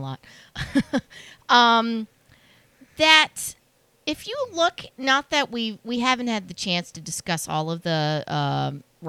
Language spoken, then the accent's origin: English; Delaware, United States; we're from Delaware